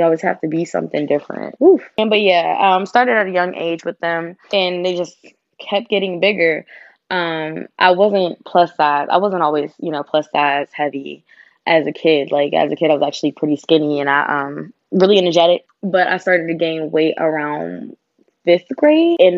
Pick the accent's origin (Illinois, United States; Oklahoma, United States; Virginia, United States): Virginia, United States; I grew up in Virginia